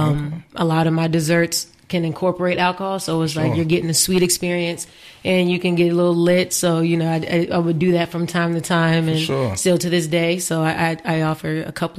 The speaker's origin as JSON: {"language": "English", "town": "Richmond", "country": "United States", "said": "I'm from Richmond"}